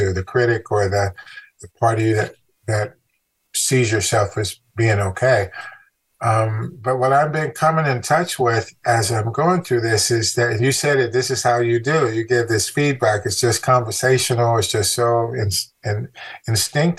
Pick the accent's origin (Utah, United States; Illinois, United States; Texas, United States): Illinois, United States; Chicago; moved away; also born or lived in California; growing up in Chicago